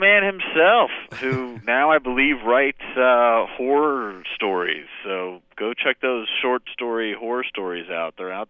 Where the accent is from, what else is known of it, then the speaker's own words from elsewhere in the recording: Washington, District of Columbia, United States; I grew up in a very political household.